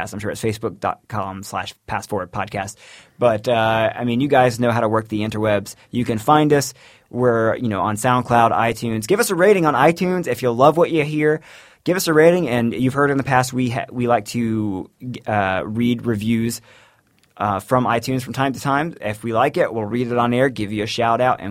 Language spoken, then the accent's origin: English; Florida, United States; growing up in Florida